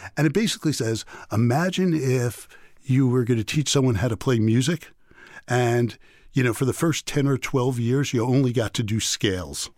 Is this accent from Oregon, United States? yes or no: no; New York City, New York, United States; moved away; neighborhood I grew up in Queens